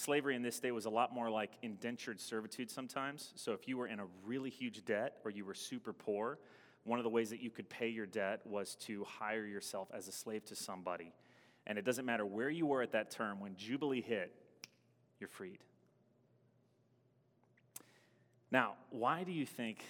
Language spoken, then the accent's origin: English; the South, United States; now in Madison, United States; Where I grew up in the South, all the lawns were super manicured